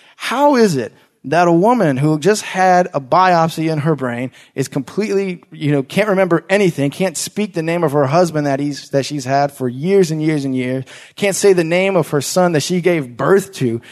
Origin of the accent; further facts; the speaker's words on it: Langley Park, Maryland, United States; growing up in Langley Park